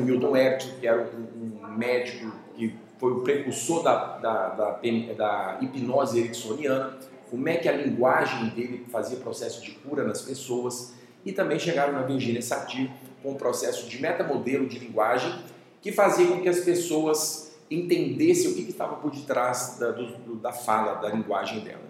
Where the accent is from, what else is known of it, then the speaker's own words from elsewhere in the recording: Cuiabá, Mato Grosso, Brazil; moved away as an adult; also born or lived in Bom Despacho, Minas Gerais, Brazil; now in Belo Horizonte, Brazil; eu nasci em Minas, né? Morei até aos 10 anos de idade em Bom Despacho, Minas Gerais, só que mudei para Cuiabá em 90, né? E lá fiquei 20 anos